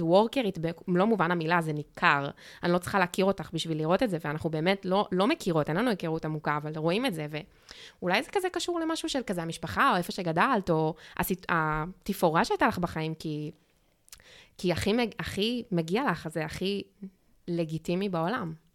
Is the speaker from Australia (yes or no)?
yes; Australia; now in Israel; כשגדלתי באוסטרליה